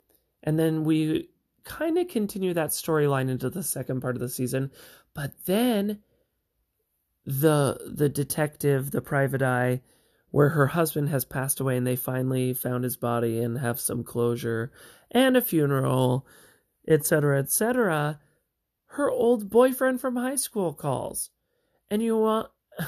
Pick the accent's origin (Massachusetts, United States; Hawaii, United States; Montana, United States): Montana, United States; we're Montanans, okay? Sorry about that. We're from Montana.